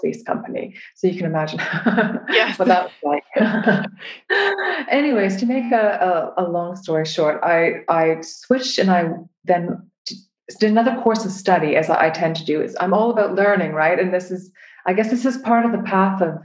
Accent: Canada; moved away as an adult; now in United Kingdom; I'm from Canada originally.

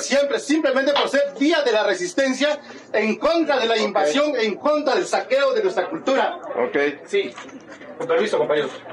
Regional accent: Oaxaca, Mexico; yo como mixteco, y como todo indígena

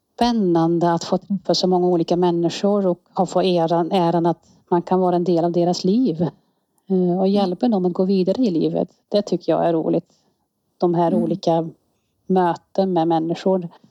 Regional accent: Netherlands; Swedish is a second language; moved away as an adult; now in Säffle, Sweden; Jag är från Nederländerna, har, är född och växt upp där

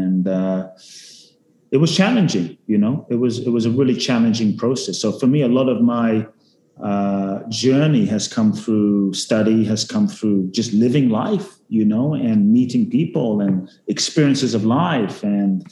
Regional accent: London, United Kingdom; also born or lived in Ghana; I was born in Ghana, West Africa. Father's from Ghana, mother's Japanese, grew up in London

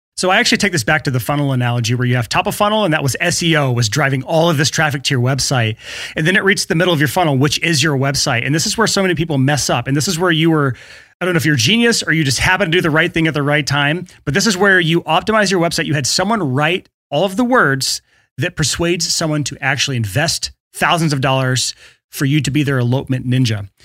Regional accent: the South, United States; born and raised in the South

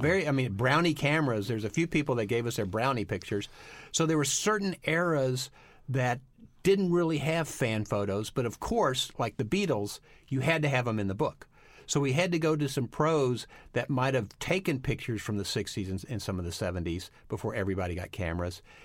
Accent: Texas, United States; I grew up in Texas

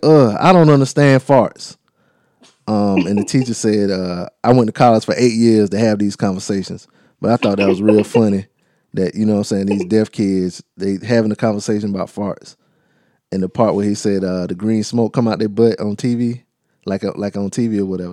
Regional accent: the South, United States; accent: southern; my southern accent

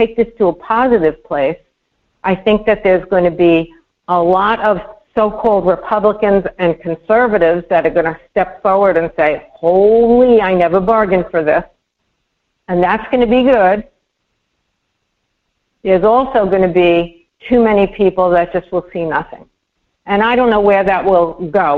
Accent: New York, United States; moved away; I am humiliated as a New Yorker.

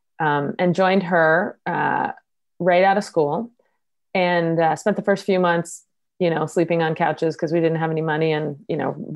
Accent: East Coast, United States; moved away as an adult; I grew up on the East Coast

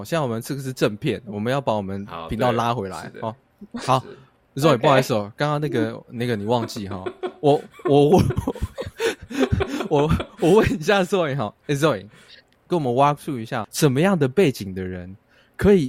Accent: Taiwan; 我们台湾人喜欢

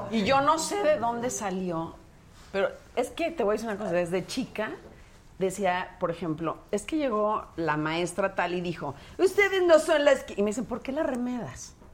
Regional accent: Mexico City, Mexico; Yo de aquí, de la Ciudad de México.

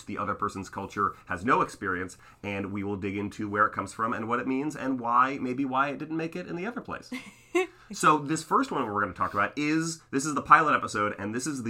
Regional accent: Oakland, California, United States; I'm from Oakland, California. I've lived in the United States my entire life

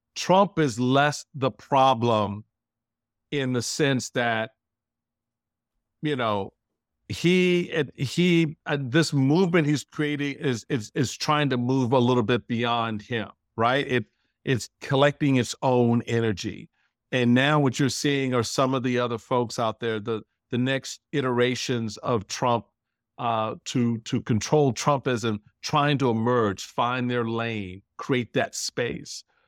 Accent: Washington, District of Columbia, United States; this little black kid thinks he's a Republican growing up in Chocolate City

